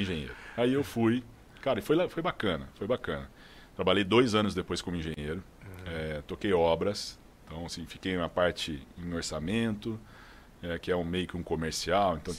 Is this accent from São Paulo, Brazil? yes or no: yes; São José do Rio Pardo, São Paulo, Brazil; accent: interior